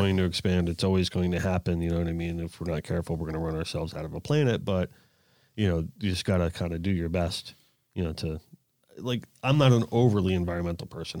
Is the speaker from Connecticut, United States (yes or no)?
no; South Florida, United States; growing up in South Florida